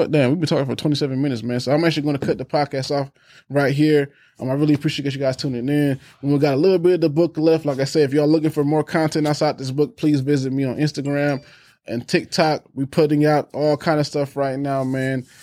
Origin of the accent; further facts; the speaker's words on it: Germany; born there; also born or lived in Maryland / Texas / California / Alabama; so I was born in Germany, went for, went to Maryland, and then we went to Texas.